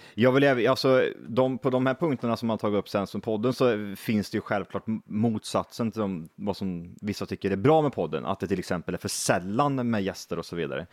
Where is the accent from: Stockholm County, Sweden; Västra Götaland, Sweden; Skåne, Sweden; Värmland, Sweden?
Värmland, Sweden; Vi är bönder, vi är från Värmland